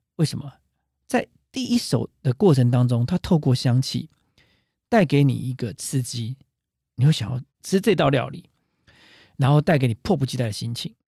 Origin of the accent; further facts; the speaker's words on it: Taiwan; 我们台湾人常说啊